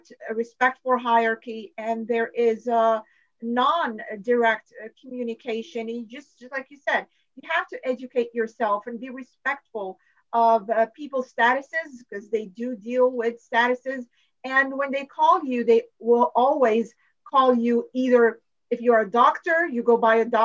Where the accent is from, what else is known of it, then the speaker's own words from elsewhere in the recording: Morocco; now in United States; I am from Morocco.